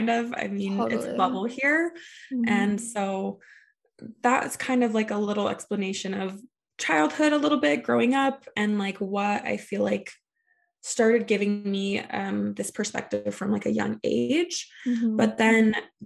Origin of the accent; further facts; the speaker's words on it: Salt Lake area, Utah, United States; I grew up in Salt Lake area